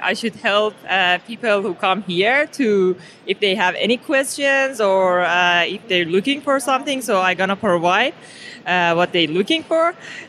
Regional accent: Iran; I'm originally from Iran, Persia.

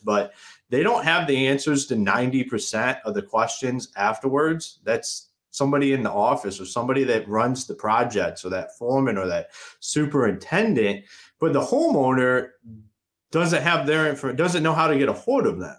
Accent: Akron, Ohio, United States; moved away as an adult; now in Michigan, United States; I'm originally from Akron, Ohio. I left. I I left Akron, Ohio

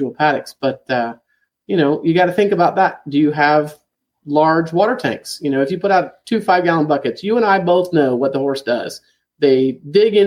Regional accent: Florida, United States; moved away; I grew up in Florida drinking the water from the aquifer, and I loved it

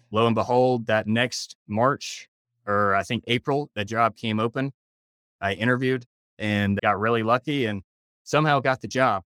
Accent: Decatur, Alabama, United States; moved away as an adult; also born or lived in Charlotte, North Carolina; now in Jackson Hole, United States; Originally, I'm from Decatur, Alabama, another one of those southern transplants out here. Grew up there

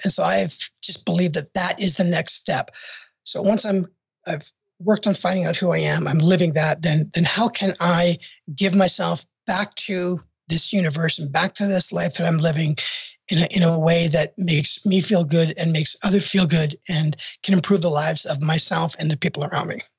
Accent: Canada; moved away as an adult; now in United States; I'm from Canada originally

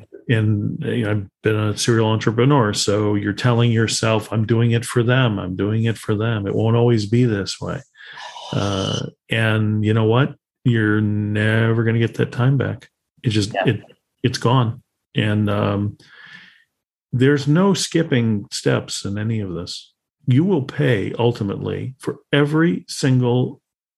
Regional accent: Chicago, Illinois, United States; I come from Chicago

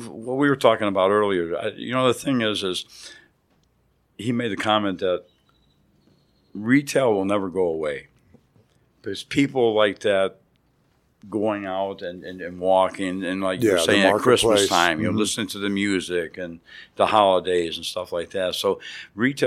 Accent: Great Lakes, United States; now in Texas, United States; I grew up there. I grew up on Lake Erie.

